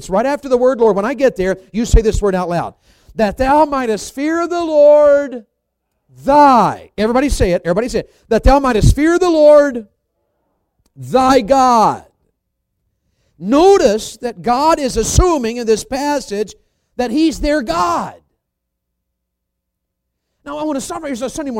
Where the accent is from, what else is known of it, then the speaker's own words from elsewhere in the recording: the South, United States; being a Southerner